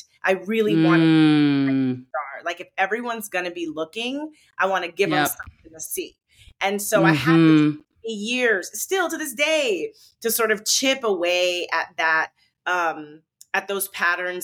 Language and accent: English; Charlotte, North Carolina, United States; I grew up in the South. I grew up in Charlotte, North Carolina